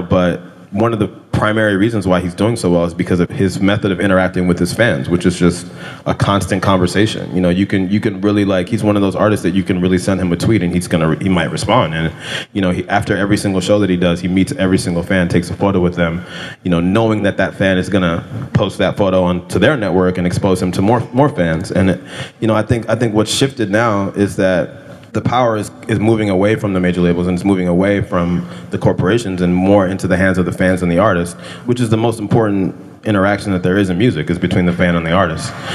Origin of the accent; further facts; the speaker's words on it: California, United States; I grew up in California